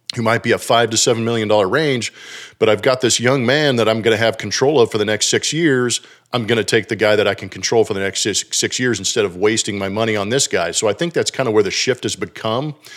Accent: California, United States; moved away as an adult; now in Texas, United States; being from California and having my daughters born and raised in California until they were about thirteen, fourteen, moving to Texas

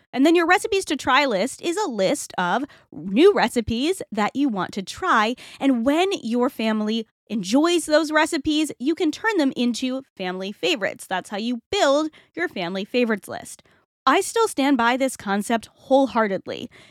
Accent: Rhode Island, United States; I'm from Rhode Island

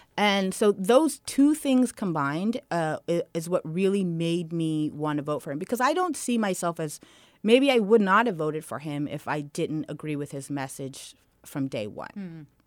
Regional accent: Redwood City, California, United States; also born or lived in Menlo Park; I grew up in Redwood City

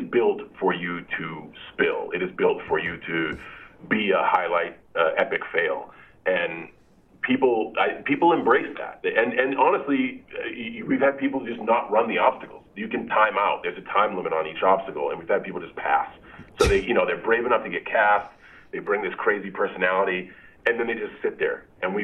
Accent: Boston, Massachusetts, United States; moved away; I was born and raised in East Boston.

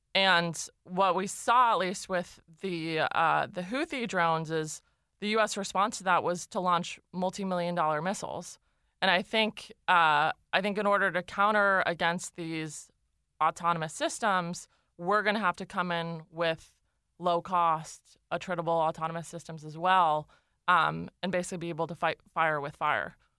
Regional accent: Los Altos, California, United States; I grew up in a, a town called Los Altos, um, in the South Bay.

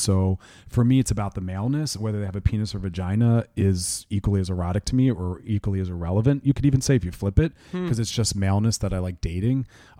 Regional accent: Philadelphia, Pennsylvania, United States

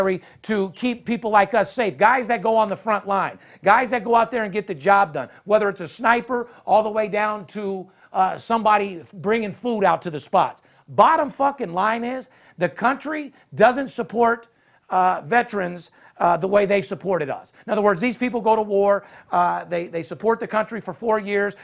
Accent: Las Vegas, Nevada, United States; I'm from Vegas

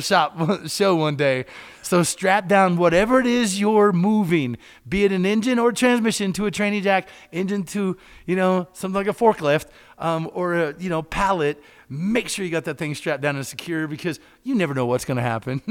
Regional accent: Kentucky, United States; We had a, a little hangout in my little small town, and I grew up in Kentucky

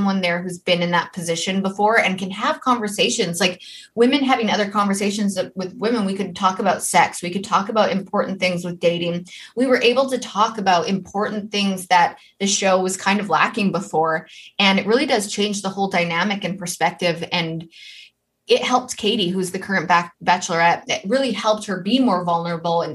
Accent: Canada; also born or lived in Germany; in my hometown.

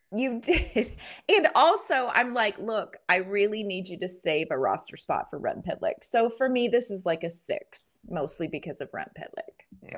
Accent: Penguins country, Pennsylvania, United States; now in Nashville, United States; I grew up in Penguins country

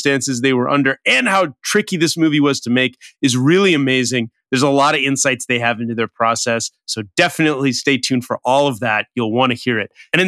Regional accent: Los Angeles, California, United States; I know you're a West LA guy because I am. So I'm also from this

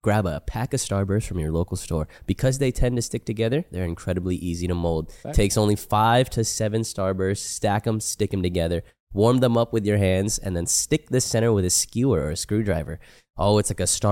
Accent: United States; I'm an American

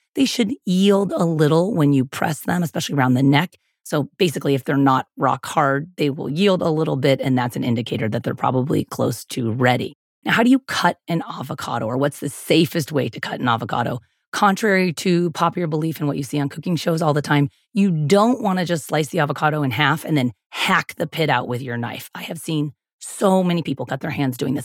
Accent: San Diego, California, United States; I'm from San Diego, and I've lived in California most of my adult life, most of my whole life, actually

